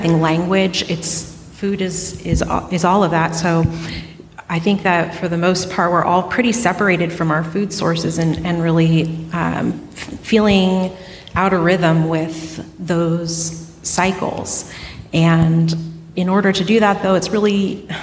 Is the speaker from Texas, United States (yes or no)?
no; Hoopa Valley Indian Reservation, California, United States; I grew up in the Hoopa Valley Indian Reservation